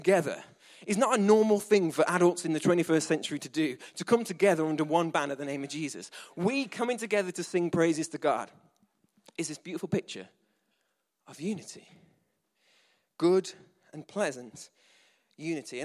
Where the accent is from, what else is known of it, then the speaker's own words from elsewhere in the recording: England, United Kingdom; we're English.